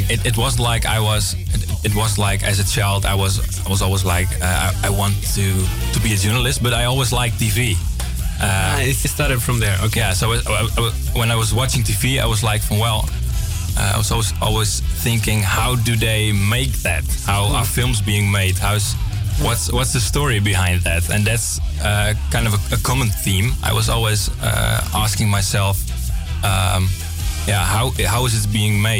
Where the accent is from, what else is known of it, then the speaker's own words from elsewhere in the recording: Friesland, Netherlands; English is a second language; I'm from, from the upper uh, north part of, uh, of, of, the Netherlands. I'm from Friesland.